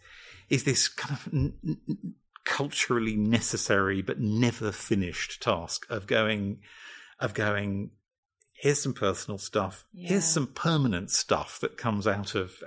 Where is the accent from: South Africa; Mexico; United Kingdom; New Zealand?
United Kingdom; I'm British and male and of a certain generation